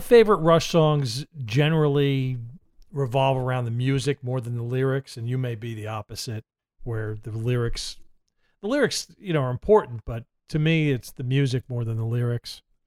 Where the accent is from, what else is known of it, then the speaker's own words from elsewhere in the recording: Middletown, New Jersey, United States; moved away; I'm from Middletown, New Jersey